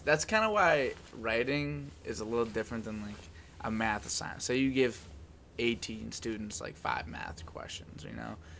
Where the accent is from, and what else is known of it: Medford, Massachusetts, United States